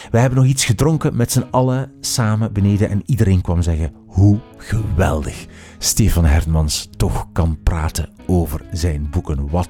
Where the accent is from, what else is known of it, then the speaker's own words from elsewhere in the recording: Ghent, Flanders, Belgium; born there; ik doe soms een poging, maar ik ben wel geboren in Gent, maar ik kan echt niet zo goed dialect.